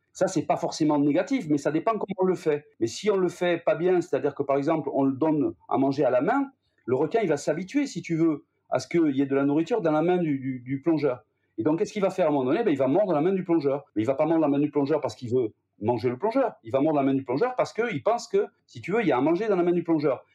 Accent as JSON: {"language": "French", "area": "Gers", "region": "Occitania", "country": "France", "tie": "born or raised there", "said": "je suis né, moi, dans le Gers, pas très loin de l'endroit où est né D'Artagnan"}